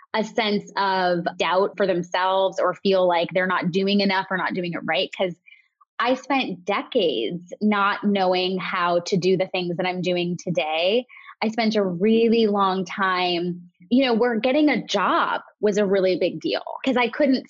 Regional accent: New York, United States; I'm a New Yorker

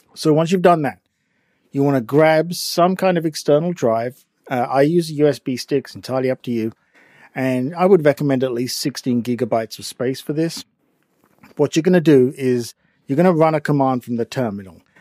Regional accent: England, United Kingdom; accent: English; my English accent

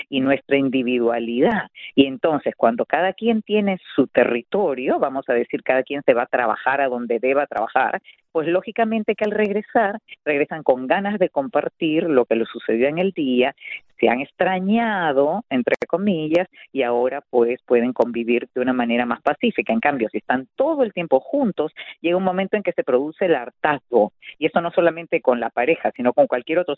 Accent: Peru; also born or lived in Santiago de Cuba, Cuba; porque mi papá se casa con mi madre allí y cuando ya la revolución adquiere un carácter que para él muy premonitoriamente estaba siendo comunista, entonces decide ya que nos fuéramos a Perú cuando yo tenía solo

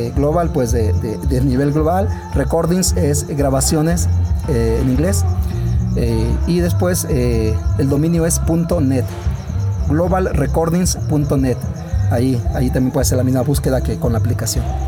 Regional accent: León, Guanajuato, Mexico; soy originario aquí del municipio de León. Eh, estuvimos, eh, estuve aquí pues como hasta los 17 años

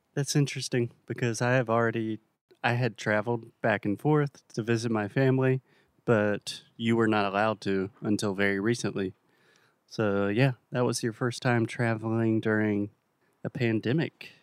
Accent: South Carolina, United States; now in Portugal; my home state of South Carolina

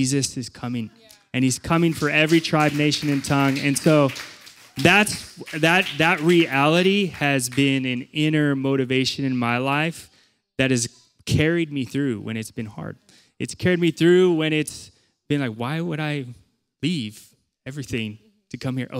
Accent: Chula Vista, California, United States; moved away as an adult; I grew up in Chula Vista, and I was really close with my family, and it was really difficult to leave

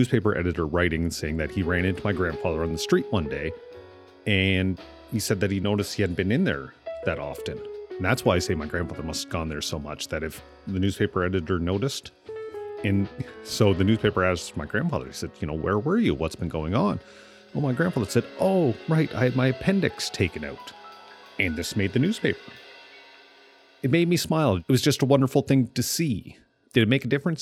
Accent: Amherst, Nova Scotia, Canada; moved away as an adult; growing up near Amherst, we had the Amherst Daily News

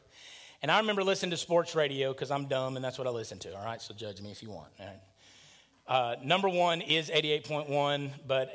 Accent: near Huntsville, Alabama, United States; born or raised there

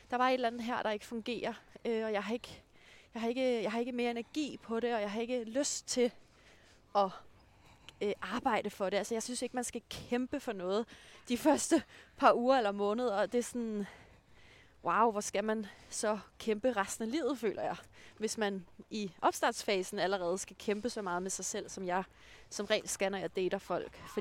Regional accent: Denmark; når jeg kommer fra Jylland.

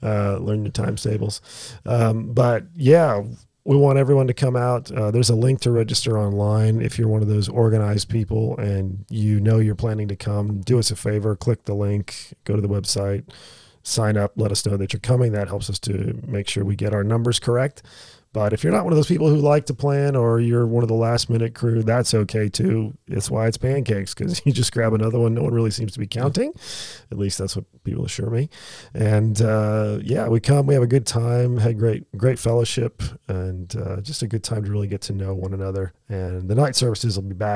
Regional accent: United States; now in Australia; As an American

